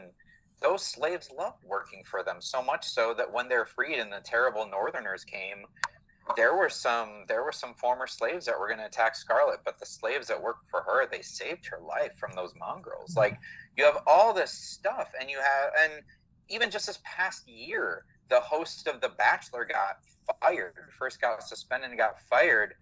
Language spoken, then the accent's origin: English; Michigan, United States; I grew up in Michigan